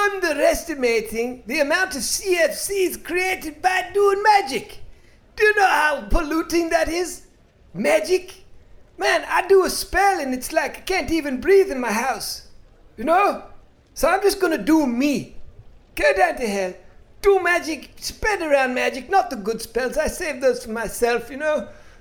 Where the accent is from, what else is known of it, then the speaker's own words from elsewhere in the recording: England, United Kingdom; I grew up in England. Do you know how shitty it is there?